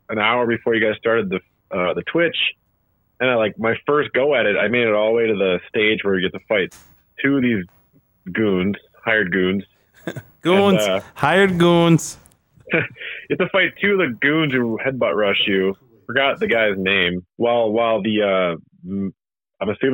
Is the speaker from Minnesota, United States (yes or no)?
no; Waukegan, Illinois, United States; growing up in Waukegan, Illinois.